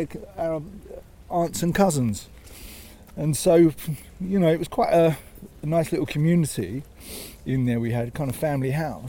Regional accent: London, United Kingdom; Islington, yeah. Yeah, I grew up in Islington. My mum was a school dinner lady. My dad was a printer, but we had absolutely no money. We were as poor as you can imagine. You know, the outside toilet, no bathroom.

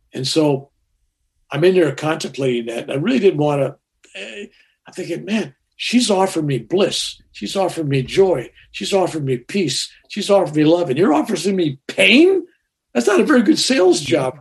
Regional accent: San Francisco, California, United States; I was born in San Francisco on March 16th, 1946

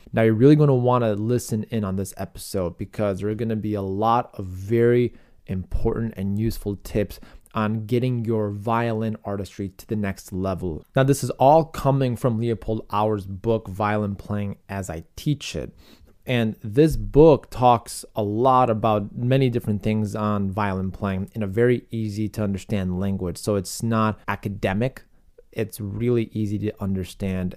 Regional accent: Chicago, Illinois, United States; my hometown of Chicago

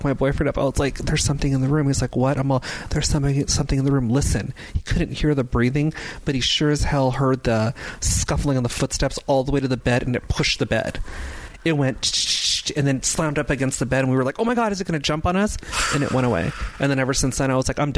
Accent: Los Angeles, California, United States; I'm born and raised in Los Angeles here

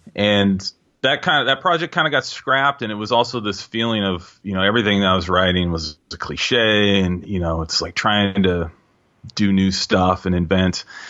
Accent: Seattle, Washington, United States; also born or lived in New York; I was born in Seattle, grew up in Seattle

